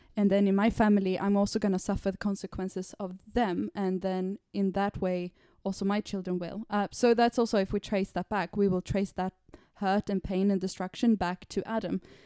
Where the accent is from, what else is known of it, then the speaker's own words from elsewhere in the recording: Sweden; now in London, United Kingdom; I'm from Sweden